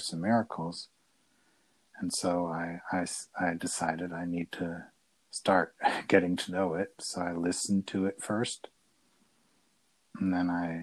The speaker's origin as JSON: {"language": "English", "country": "United States", "tie": "born or raised there", "also_born_or_lived": "Italy / Austria", "moved": "yes", "said": "I grew up in America. Then lived in Italy and in Austria"}